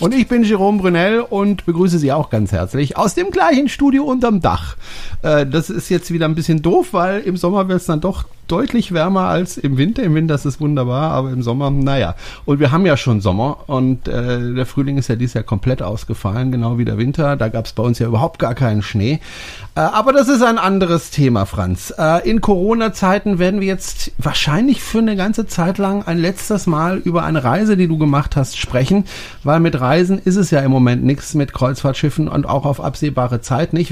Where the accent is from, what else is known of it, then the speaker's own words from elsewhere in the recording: Germany; als Deutscher